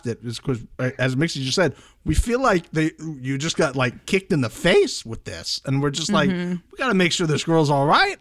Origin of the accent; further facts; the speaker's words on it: Florida, United States; I'm from Florida